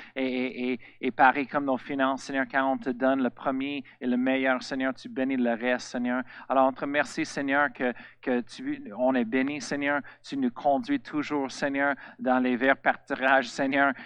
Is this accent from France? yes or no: no; Colorado, United States; French is a second language; moved away; Je viens de Colorado, aux États-Unis.